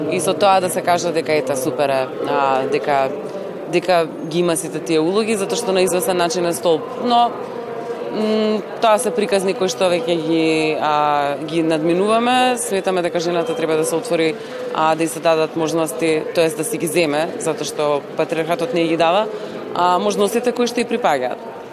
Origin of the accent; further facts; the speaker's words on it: Skopje, North Macedonia; писателка сум од Македонија, од Скопје